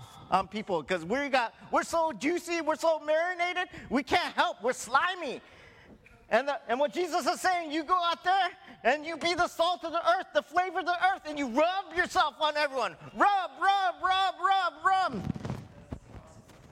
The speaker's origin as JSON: {"language": "English", "region": "Hawaii", "country": "United States", "tie": "born or raised there", "said": "I was born in Hawaii"}